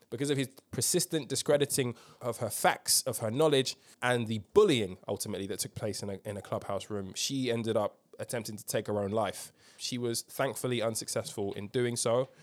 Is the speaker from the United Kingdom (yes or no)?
yes; United Kingdom; as a Brit